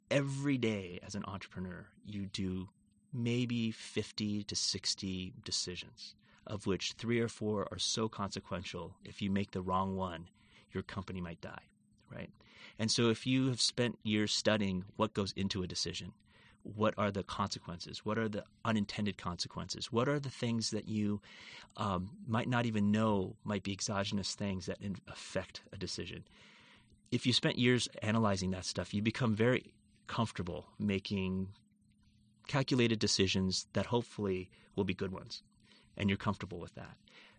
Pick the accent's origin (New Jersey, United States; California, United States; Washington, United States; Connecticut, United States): Washington, United States; Seattle; Yeah, so I grew up in the Seattle area and had always wanted to be a microbiologist.